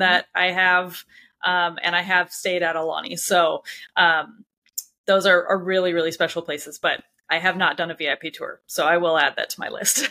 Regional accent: Anaheim, California, United States; moved away; I grew up in Anaheim, California

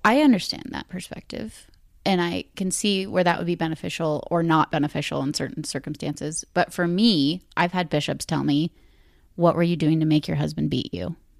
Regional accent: Ashland, United States; growing up in Ashland

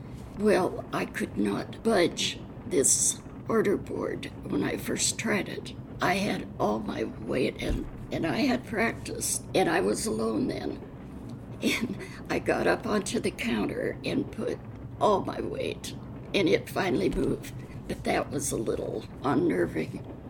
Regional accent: Spokane, Washington, United States; also born or lived in Seattle / Wenatchee; previously …, born in Spokane, Washington, at the Deaconess Hospital, August 14, 1926. I grew up in somewhat in Seattle and a year in Wenatchee, but mostly in Spokane.

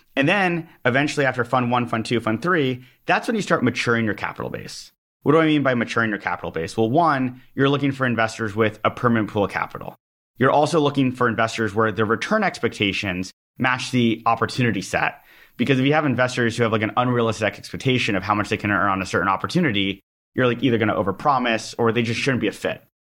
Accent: Los Angeles, California, United States; I'm from Los Angeles

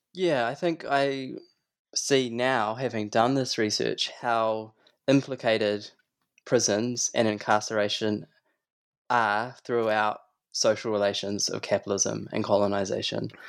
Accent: Christchurch, Canterbury, New Zealand; when I was a kid, I grew up in Christchurch

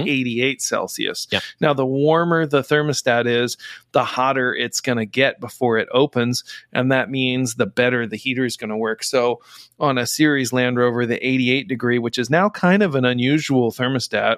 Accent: Indiana, United States; moved away; I'm from Indiana originally

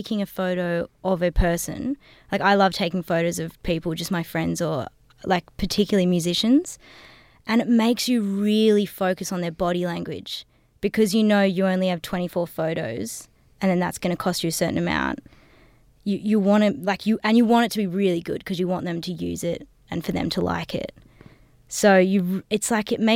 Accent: Hazelbrook, New South Wales, Australia; growing up in the Blue Mountains

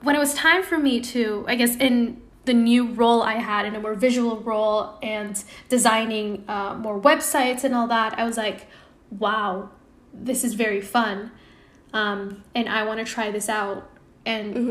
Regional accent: Indonesia; moved away as an adult; now in Bay Area, United States; I was born and raised in Indonesia.

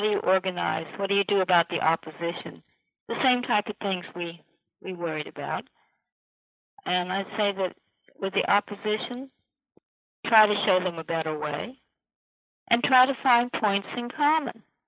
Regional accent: Virginia, United States; my own Virginia

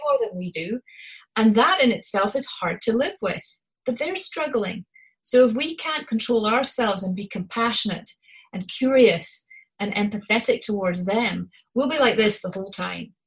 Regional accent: Scotland, United Kingdom; accent: Scottish; my Scottish accent

